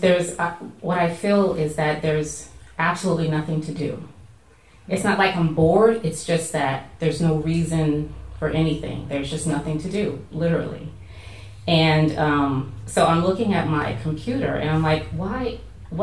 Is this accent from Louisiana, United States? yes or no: yes; Louisiana, United States; now in Washington, D.C., United States; I'm from Louisiana, and my family is very Southern Baptist